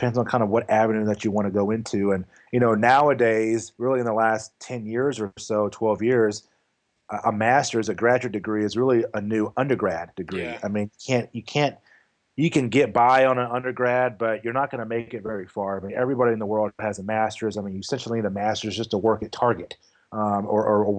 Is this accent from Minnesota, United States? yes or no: no; Louisville, Kentucky, United States; moved away as an adult; also born or lived in New Mexico; I moved back to Louisville, Kentucky, because I'm originally from Louisville, Kentucky.